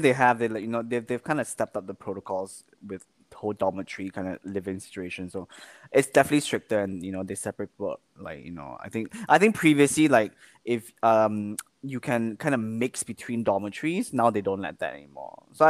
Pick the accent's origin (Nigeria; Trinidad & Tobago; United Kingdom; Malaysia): Malaysia; Kuala Lumpur; now in Singapore; I can't go back to go see my mom without, in KL